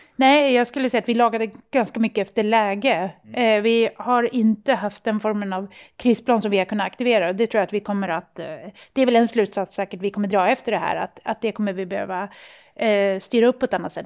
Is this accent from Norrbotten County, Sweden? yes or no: yes; Luleå, Norrbotten County, Sweden; i Luleå, där jag kommer ifrån